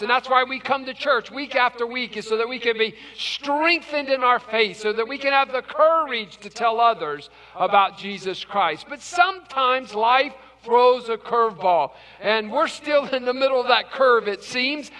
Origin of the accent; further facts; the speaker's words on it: West Virginia, United States; I'm from West Virginia